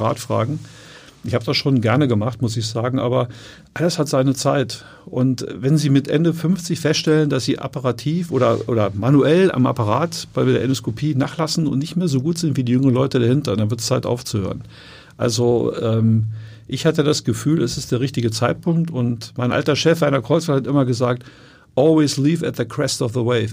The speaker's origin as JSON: {"language": "German", "town": "Wolfsburg", "region": "Lower Saxony", "country": "Germany", "tie": "born or raised there", "also_born_or_lived": "Göttingen", "moved": "as an adult", "lives_now": "Hamburg, Germany", "said": "ich bin ja in Wolfsburg aufgewachsen"}